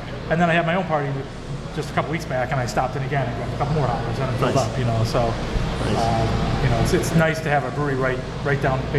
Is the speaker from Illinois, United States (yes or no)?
yes; Mundelein, Illinois, United States; I live around the beach. I grew up in Mundelein, so I'm very familiar with this area as well.